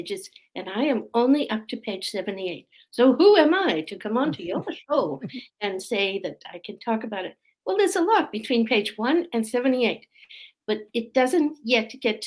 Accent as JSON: {"language": "English", "country": "Australia", "tie": "born or raised there", "also_born_or_lived": "Boston, Massachusetts, United States", "said": "I'm from Australia. Well, I was born in Boston, Massachusetts, but I spent most of my life down under."}